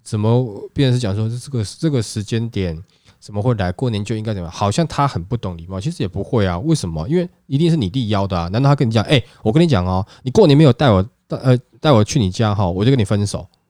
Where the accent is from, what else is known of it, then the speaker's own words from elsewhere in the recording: Hsinchu, Taiwan; moved away; 我是新竹人呐，我老家是在新竹啦